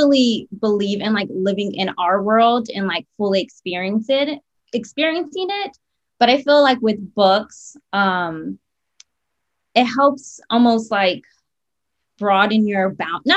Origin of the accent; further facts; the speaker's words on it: South Florida, United States; moved away as an adult; also born or lived in Miami; now in Orlando, United States; I'm from South Florida